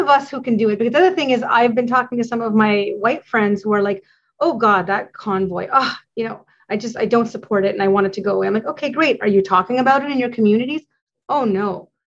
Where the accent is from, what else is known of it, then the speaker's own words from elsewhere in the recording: Canada; as a Canadian